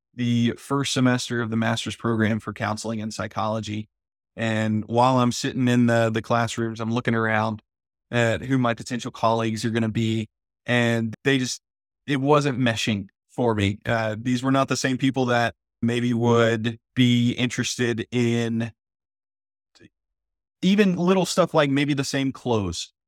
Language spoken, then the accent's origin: English; El Campo, Texas, United States; growing up in El Campo, Texas, a town of about ten thousand people, and actually, I grew up on one hundred twenty-five acres out there in a smaller town called Luis, Texas